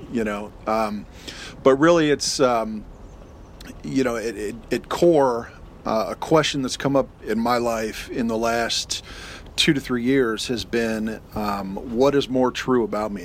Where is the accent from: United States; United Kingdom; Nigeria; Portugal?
United States; I'd formed my identity as American